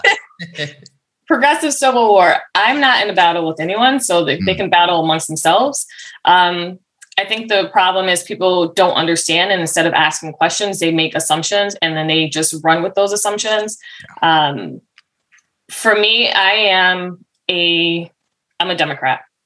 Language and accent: English; Massachusetts, United States; moved away as an adult; now in Warwick, United States; I'm from originally from Massachusetts